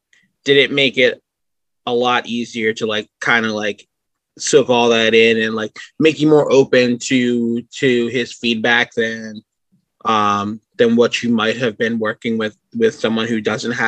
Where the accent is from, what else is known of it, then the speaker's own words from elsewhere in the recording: Woodbury, New Jersey, United States; I'm actually not from Philly. I'm from Woodbury, which is like just south of you guys.